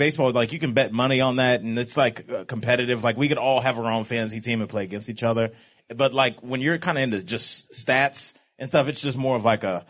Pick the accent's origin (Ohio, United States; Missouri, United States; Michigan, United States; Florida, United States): Ohio, United States; Cleveland; I'm from Cleveland.